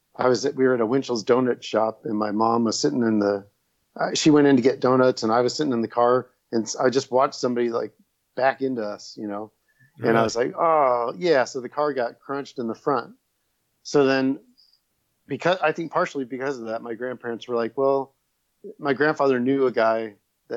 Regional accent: Los Angeles, California, United States; also born or lived in Culver City, California; now in Burbank, United States; I grew up in Northridge, California

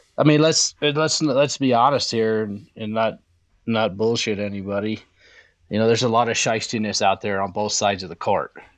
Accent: the West, United States; moved away; I'm from the West

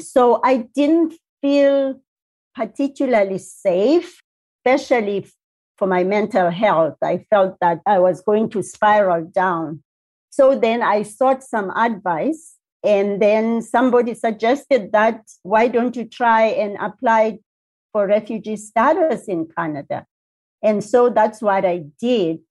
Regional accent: South Africa; moved away; if anybody asks you, where do you come from? I'd say South Africa

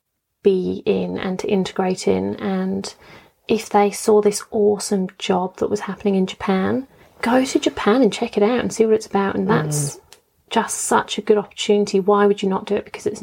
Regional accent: Dubai, United Arab Emirates; I was brought up in Dubai, but I wouldn't consider Dubai my home. My parents weren't from there. My family wasn't there.

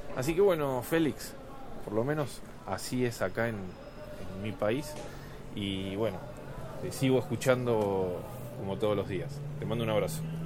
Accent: Argentina; acá en, en mi país

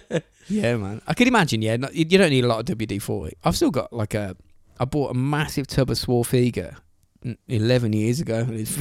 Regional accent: England, United Kingdom; This is what I do as an Englishman.

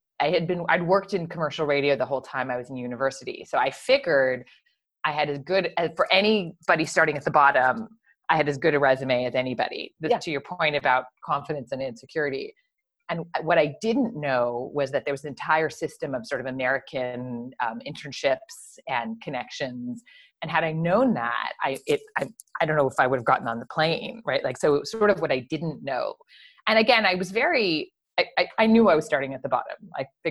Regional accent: Montreal, Quebec, Canada; I grew up in Montreal

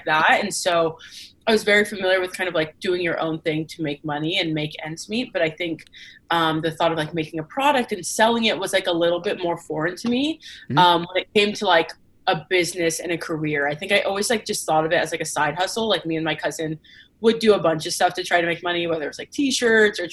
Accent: Paso Robles, California, United States; I grew up in a fairly small town on the central coast of California called Paso Robles.

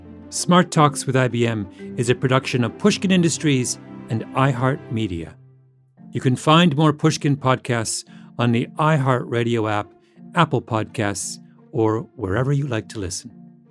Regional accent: Canada; I'm Canadian. That's my team.

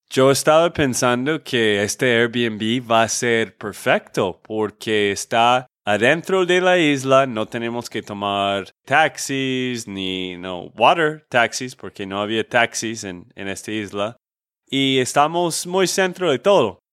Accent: Texas, United States; de Texas, Estados Unidos

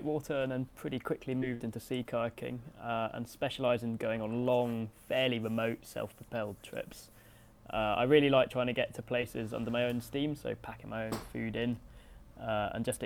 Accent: Scotland, United Kingdom; embed myself in my home country and its culture and landscape

